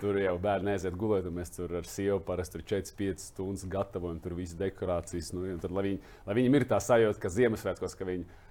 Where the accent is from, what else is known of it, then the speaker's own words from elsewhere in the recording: Latvia; es jau uzreiz piedzimu Latvijā.